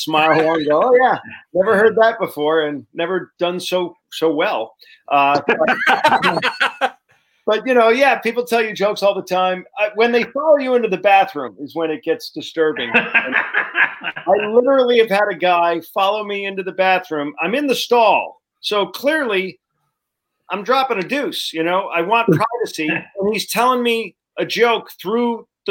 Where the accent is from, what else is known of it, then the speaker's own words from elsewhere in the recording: Rhode Island, United States; I'm from Rhode Island